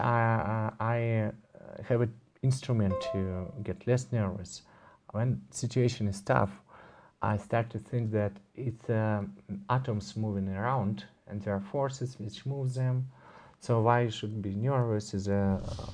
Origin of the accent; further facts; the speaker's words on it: Moscow, Russia; I'm from Moscow, Russia. I live most of the time there